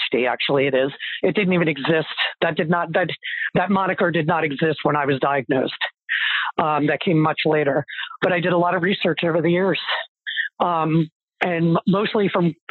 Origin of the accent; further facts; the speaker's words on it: New Jersey, United States; I am from New Jersey, born and bred